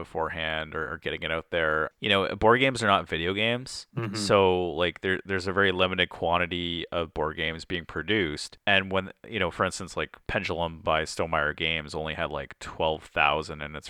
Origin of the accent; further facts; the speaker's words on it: Canada; being Canadian